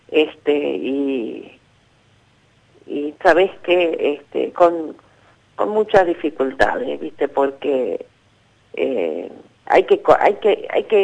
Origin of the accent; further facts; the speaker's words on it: Buenos Aires, Argentina; soy de Matadero